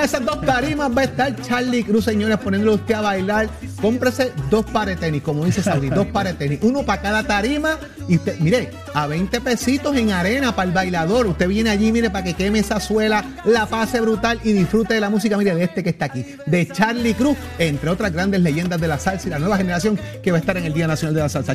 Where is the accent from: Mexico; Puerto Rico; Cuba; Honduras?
Puerto Rico; San Juan; del barrio de allá de Sabanayana, donde yo me crié en Capetillo